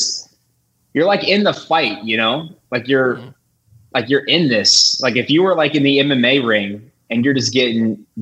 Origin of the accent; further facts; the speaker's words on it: Tampa, Florida, United States; I'm from Tampa and they have the spring training here.